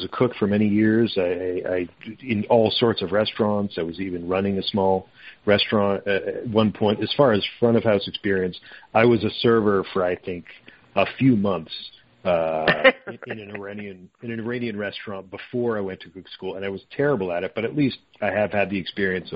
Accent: Toronto, Ontario, Canada; now in Winnipeg, Canada; I'm from Toronto, not from Winnipeg. I live in Winnipeg now

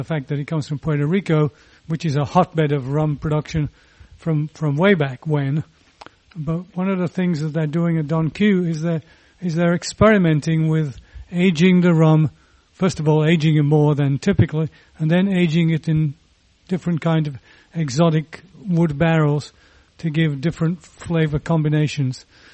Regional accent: England, United Kingdom; As an Englishman

